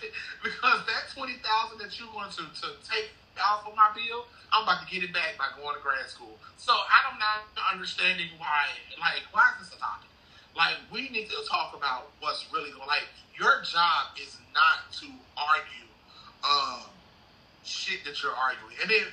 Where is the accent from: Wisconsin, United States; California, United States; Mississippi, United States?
Mississippi, United States; Clarksdale; I said, I was born and raised here in Clarksdale. He was like, you were raised, born and raised here? I was like, yes, I was born and raised here in Clarksdale.